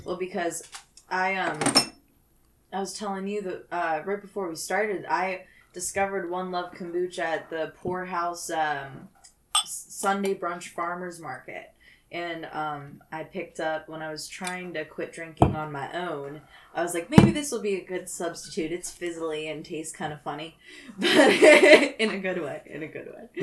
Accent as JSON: {"language": "English", "town": "Pittsburgh", "region": "Pennsylvania", "country": "United States", "tie": "born or raised there", "said": "I grew up in Pittsburgh"}